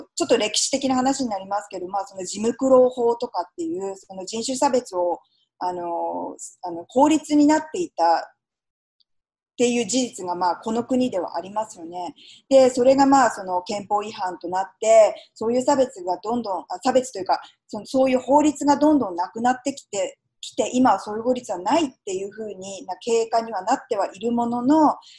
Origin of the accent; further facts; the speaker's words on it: Japan; now in United States; 私がたまたま日本で生まれて育ってますけれども